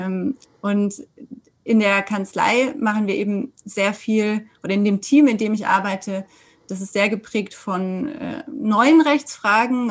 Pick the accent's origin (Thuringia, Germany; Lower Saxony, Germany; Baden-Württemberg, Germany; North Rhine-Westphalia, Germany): Baden-Württemberg, Germany; Sindelfingen; also born or lived in Freiburg / France; now in Stuttgart, Germany; ich bin ähm, in Sindelfingen geboren und jetzt Anwältin in Stuttgart.